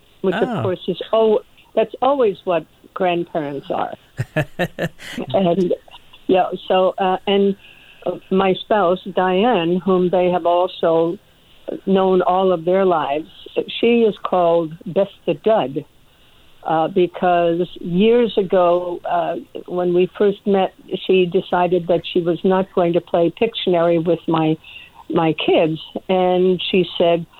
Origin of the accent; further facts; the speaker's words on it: Washington, District of Columbia, United States; also born or lived in Norway / Boston; I came to the United States with my family then, and therefore raised in the greater Washington, D.C. area